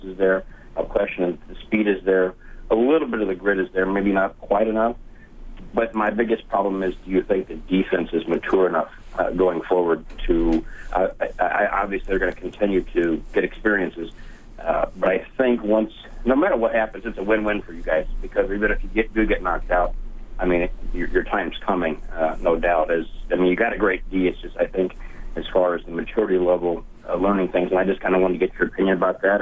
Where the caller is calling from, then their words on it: St. Louis, Missouri, United States; I'm calling from St. Louis, Missouri